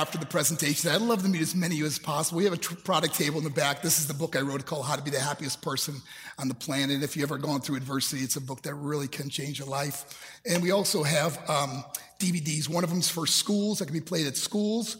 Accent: New York, United States; also born or lived in Colorado Springs, Colorado; my hometown in New York

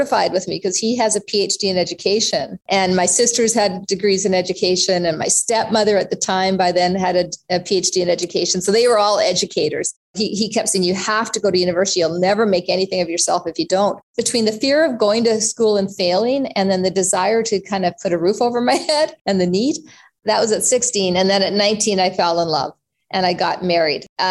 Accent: Canada; also born or lived in South Africa; We came to Canada from South Africa when I was not quite 3 years old, Tony, and came here with literally nothing.

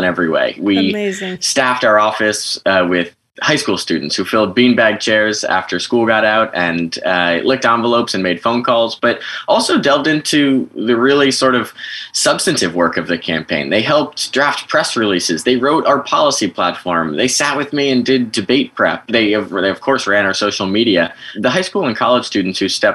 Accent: Westport, Connecticut, United States; my hometown of Westport, Connecticut

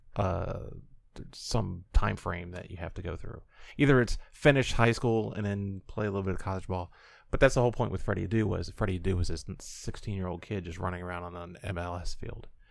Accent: Illinois, United States; I'm from Illinois.

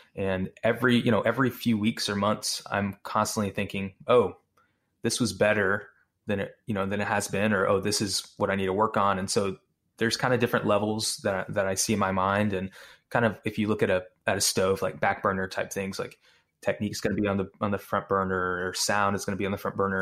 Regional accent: Houston, Texas, United States; also born or lived in Austin; I'm originally from North Houston area

